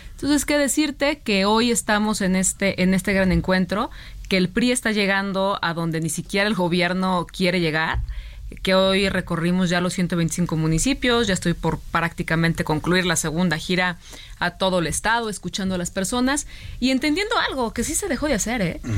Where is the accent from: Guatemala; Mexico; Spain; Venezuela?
Mexico; Jalisco; somos paisanos